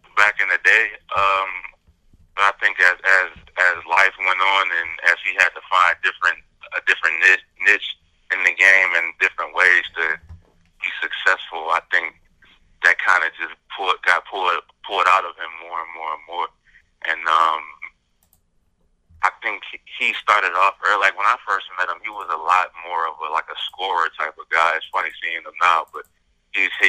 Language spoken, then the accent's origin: English; Michigan, United States; I'm from Michigan.